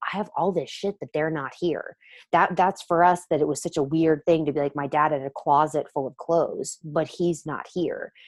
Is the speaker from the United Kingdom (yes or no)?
no; the South, United States; I'm from the South